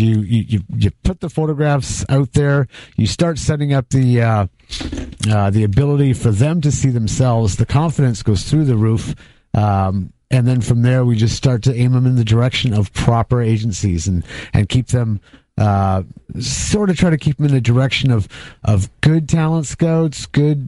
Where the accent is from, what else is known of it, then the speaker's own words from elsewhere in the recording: Colorado, United States; I'm from Colorado